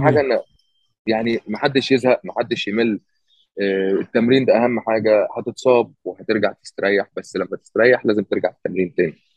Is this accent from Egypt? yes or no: yes; Egypt; moved away as an adult; now in United States; انا من مصر